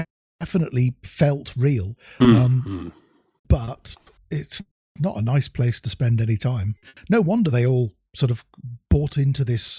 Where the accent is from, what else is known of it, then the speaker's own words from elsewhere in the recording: Germany; It reminds me of when I was growing up in Germany in the sort of 70s